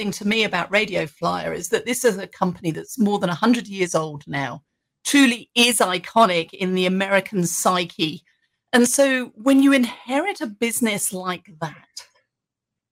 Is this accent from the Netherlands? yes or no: no; England, United Kingdom; now in United States; growing up in England, we didn't have radio flyers